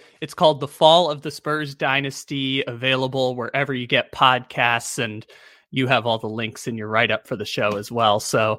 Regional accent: San Diego, California, United States; I grew up in San Diego.

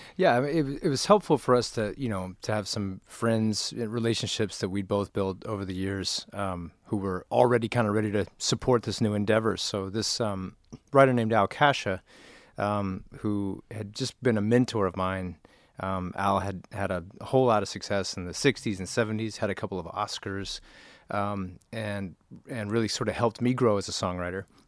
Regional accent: Nashville, Tennessee, United States; now in Los Angeles, United States; both of us grew up in Nashville.

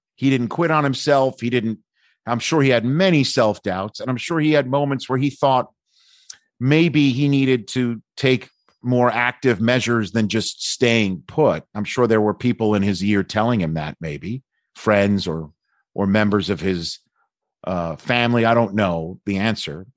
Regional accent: New York City, New York, United States; I'm from New York City.

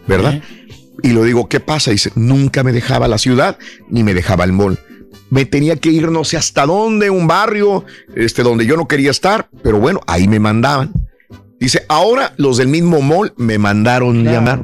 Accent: Matamoros, Tamaulipas, Mexico; yo era de Mata, soy de Matamoros

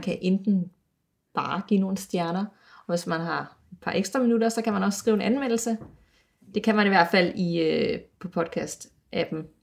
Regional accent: Aarhus, Central Denmark Region, Denmark; Jeg er jo fra Aarhus

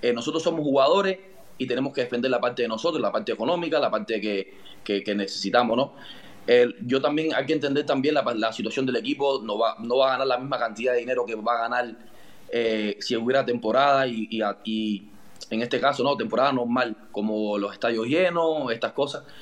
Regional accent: Madrid, Community of Madrid, Spain; Al Madrid. Sí, soy de Madrid.

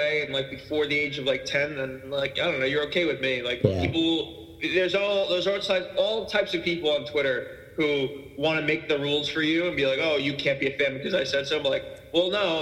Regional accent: New Jersey, United States; I'm from New Jersey right now

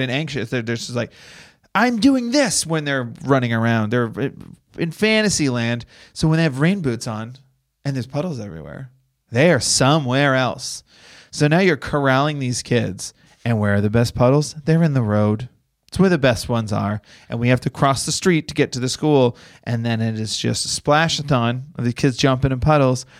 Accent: Boston, Massachusetts, United States; now in Los Angeles, United States; I'm from Boston.

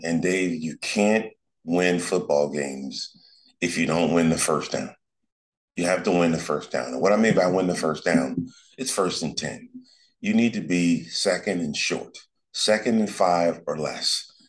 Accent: Los Angeles, California, United States; Joe and I growing up in South Central, we you know we are around gang members

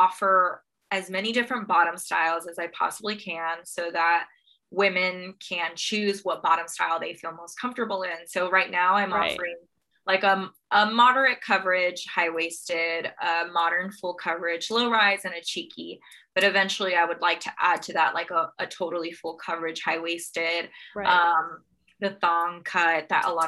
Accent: Texas, United States; I'm from Texas and Texas is pretty conservative

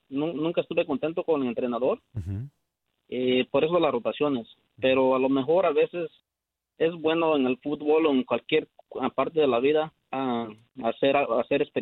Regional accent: Mexico; now in California, United States; como mexicano

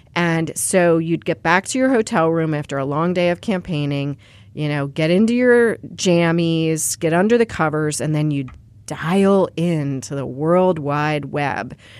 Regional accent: Pennsylvania, United States; moved away; the kids that I grew up with in Pennsylvania

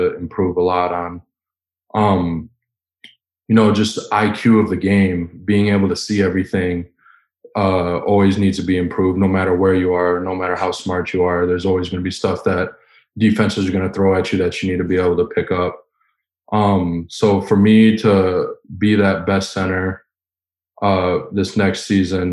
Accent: Wisconsin, United States; growing up in Wisconsin

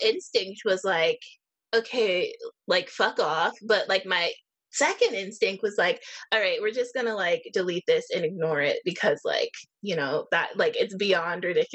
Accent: Erie, Pennsylvania, United States; here in my hometown of Erie, Pennsylvania

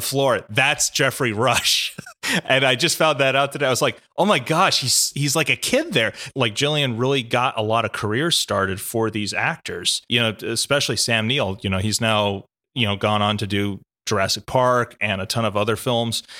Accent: Australia; our cultural history in Australia

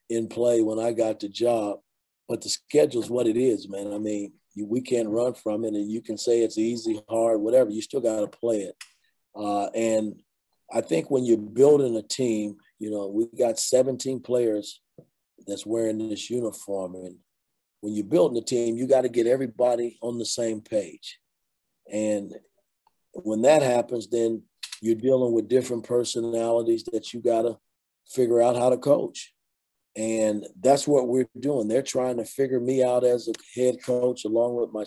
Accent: Indianapolis, Indiana, United States; growing up in Indianapolis

